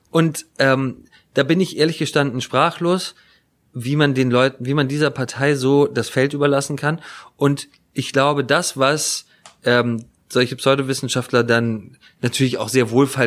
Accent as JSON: {"language": "German", "region": "Hamburg", "country": "Germany", "said": "als Hamburger"}